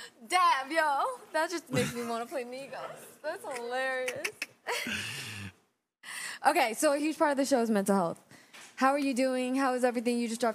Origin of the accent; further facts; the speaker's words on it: the Bay Area, California, United States; I'm from the Bay.